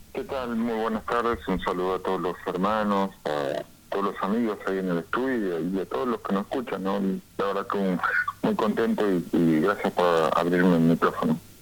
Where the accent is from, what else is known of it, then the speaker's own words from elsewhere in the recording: San Salvador de Jujuy, Jujuy, Argentina; yo soy de Alto Comedero, acá en Sanso de Jujuy, es una barriada popular